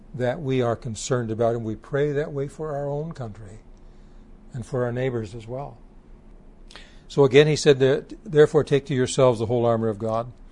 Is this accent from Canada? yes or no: yes; Canada; As a Canadian